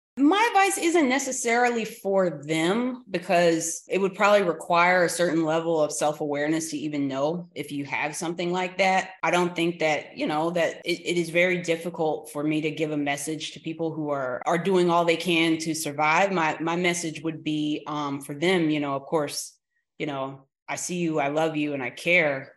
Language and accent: English; Durham, North Carolina, United States; also born or lived in Oxford, North Carolina; I am from Durham, North Carolina, but I went to high school in Oxford, North Carolina. And then I came back and went to school again in Durham, North Carolina at Central.